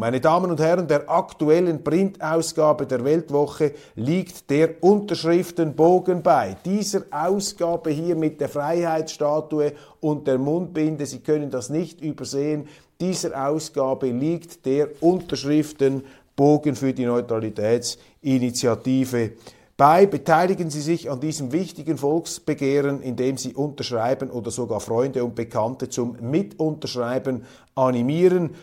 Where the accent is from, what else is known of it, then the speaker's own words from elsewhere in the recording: Switzerland; als Schweizer